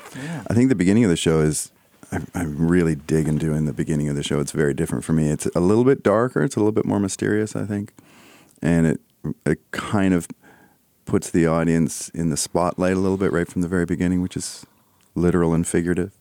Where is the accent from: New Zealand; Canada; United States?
Canada; I'm Canadian